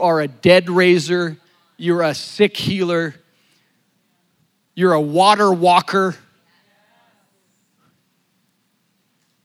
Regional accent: La Grande, Oregon, United States; born or raised there

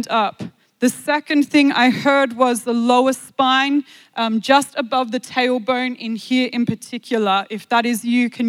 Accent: Australia; I am from Australia

